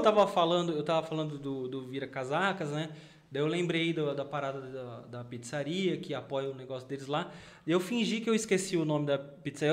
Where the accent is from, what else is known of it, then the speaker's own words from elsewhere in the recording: São Paulo, Brazil; eu sou paulistano.